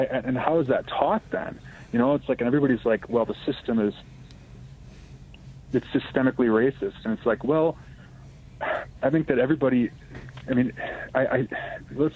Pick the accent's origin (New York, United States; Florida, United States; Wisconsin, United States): Wisconsin, United States; Racine; I grew up in Racine, Wisconsin, an old industrial Midwest town in Lake Michigan between Chicago and Milwaukee.